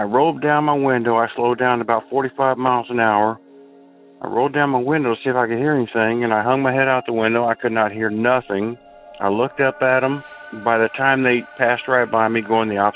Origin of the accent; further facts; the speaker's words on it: Indianapolis, Indiana, United States; I'm from Indiana, Indianapolis specifically